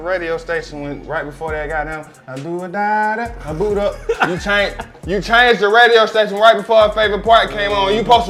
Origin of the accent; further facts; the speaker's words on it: Atlanta, Georgia, United States; I'm from Atlanta, bro. You feel me? Like, I grew up here